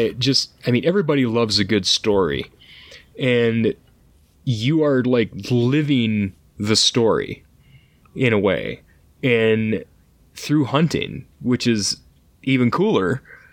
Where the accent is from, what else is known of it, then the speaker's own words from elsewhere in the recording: Michigan, United States; I'm from Michigan too, just like you are.